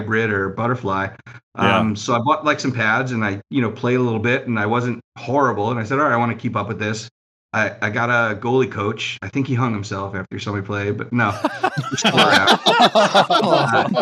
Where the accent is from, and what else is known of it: Long Island, New York, United States; born or raised there; also born or lived in Brooklyn, New York